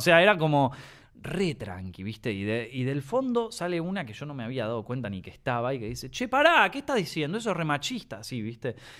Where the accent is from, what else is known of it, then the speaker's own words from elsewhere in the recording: Argentina; yo soy argentino